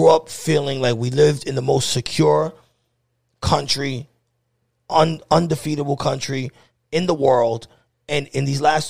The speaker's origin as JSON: {"language": "English", "town": "New York City", "region": "New York", "country": "United States", "moved": "yes", "said": "we're both from New York, even though we don't live in New York City. We don't live in New York City anymore."}